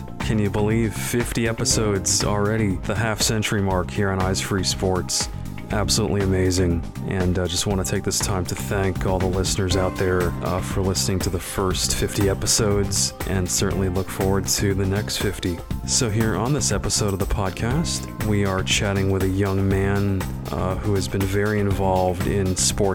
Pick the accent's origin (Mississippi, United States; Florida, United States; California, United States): Florida, United States; we're both Florida natives